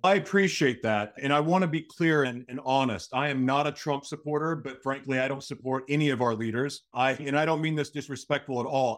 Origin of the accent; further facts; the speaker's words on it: Tulsa, Oklahoma, United States; from my hometown